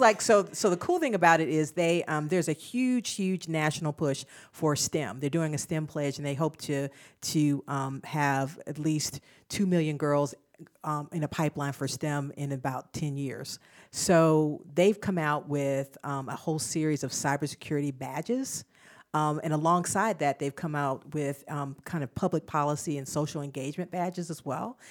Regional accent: Albany, Georgia, United States; now in Charlotte, United States; I grew up in Southwest Georgia

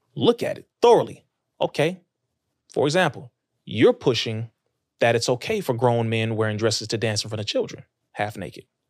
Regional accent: Compton, California, United States; I'm from Compton.

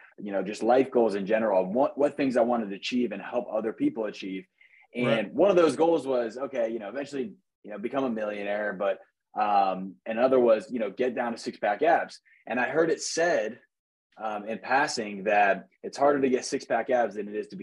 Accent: Jacksonville Beach, Florida, United States; I was born and raised in Jacksonville Beach, Florida

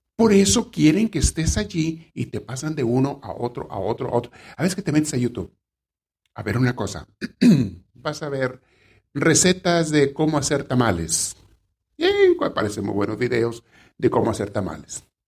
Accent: Mexico; A mí me tocó conocer gente en mi pueblo, en México, donde me creé niño

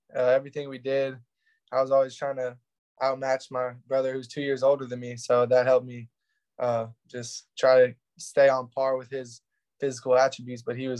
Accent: Denton, Texas, United States; I'm from Denton, Texas. That's where I say I'm from, but I'm from a couple different areas in Texas. We bounced around a little bit growing up.

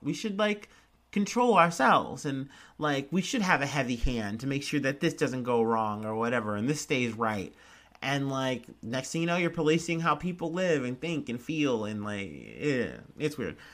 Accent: United States; I'm an American

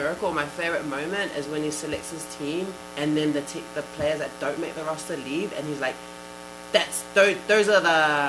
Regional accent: New Zealand; moved away as an adult; also born or lived in California, United States; now in New York, United States; growing up in New Zealand with a US passport

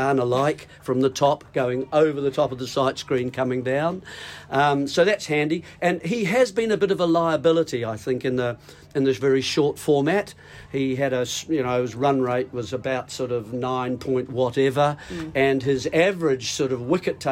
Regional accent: New Zealand

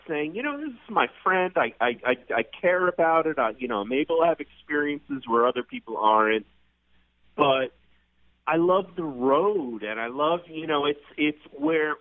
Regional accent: New York, United States; the only dummy from New York.

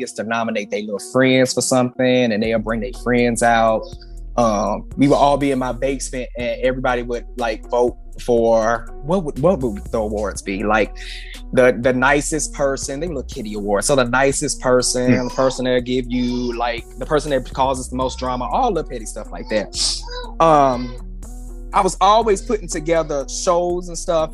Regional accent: St. Louis, Missouri, United States; moved away; I grew up in the Bible Belt in St. Louis, Missouri

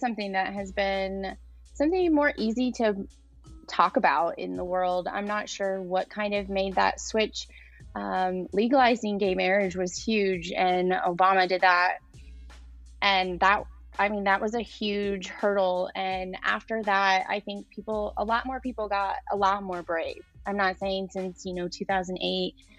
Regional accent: Lafayette, Indiana, United States; I'm from Lafayette in Indiana.

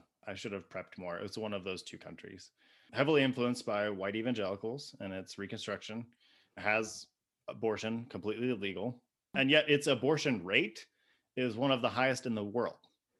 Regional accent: Ohio, United States; I'm from Ohio.

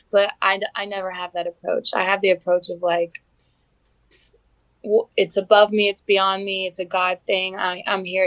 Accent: Mississippi, United States; I'm from Mississippi

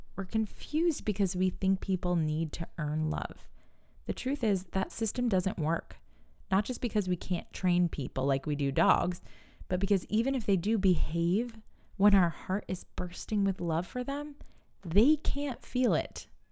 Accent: New York, United States; We're from New York

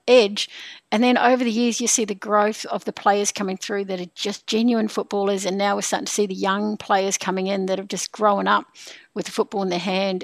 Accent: New Zealand; now in Sydney, Australia; I'm a Kiwi.

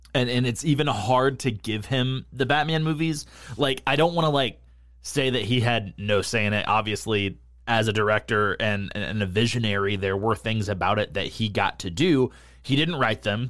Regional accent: New England, United States; I grew up in New England

